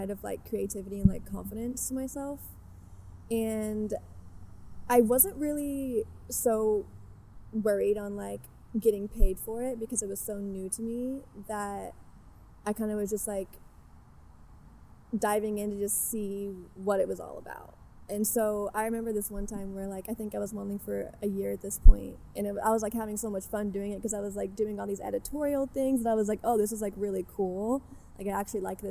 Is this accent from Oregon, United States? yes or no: no; Southern Indiana, United States; moved away as an adult; now in Los Angeles, United States; I'm technically from Southern Indiana, but I'm like 15 minutes across the border of Kentucky